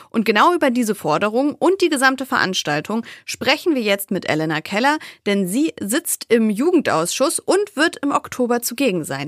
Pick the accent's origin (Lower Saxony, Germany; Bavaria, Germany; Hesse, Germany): Lower Saxony, Germany; Wolfsburg; ich bin aus Wolfsburg